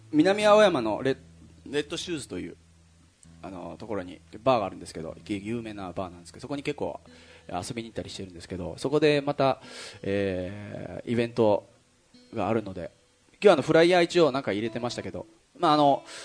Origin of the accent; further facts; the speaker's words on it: Kyushu, Japan; 九州出身なんでですね